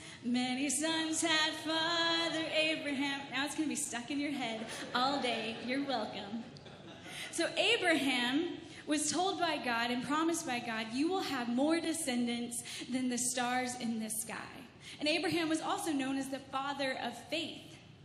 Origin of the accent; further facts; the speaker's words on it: Texas, United States; accent: Texan; now in Canada; So I grew up in Texas. If you can't tell, I have a little bit of an accent. I'm trying to get rid of that and become more Canadian.